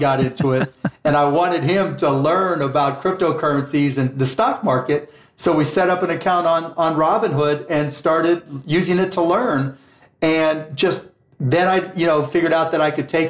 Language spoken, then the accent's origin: English; Pittsburgh, Pennsylvania, United States; my hometown Pittsburgh Pirates